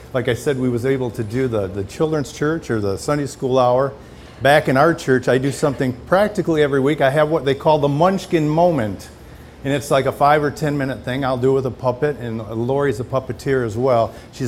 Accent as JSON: {"language": "English", "region": "Michigan", "country": "United States", "said": "And we are from Michigan."}